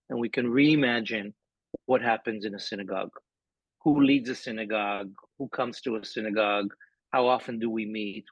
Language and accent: English; Israel; moved away as an adult; now in New York, United States; So I grew up in Israel in the 70s and in the 80s.